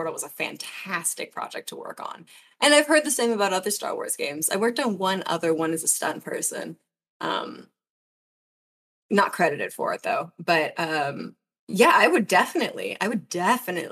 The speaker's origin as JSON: {"language": "English", "country": "United States", "said": "I'm American"}